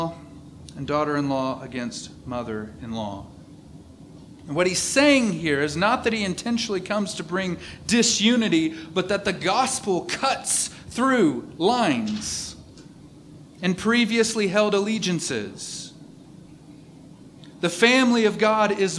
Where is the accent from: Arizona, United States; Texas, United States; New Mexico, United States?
Texas, United States; East; I'm from East Texas